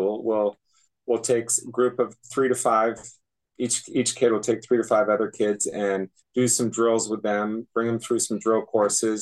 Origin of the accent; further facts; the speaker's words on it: Williston, Vermont, United States; I grew up in Wollaston, Vermont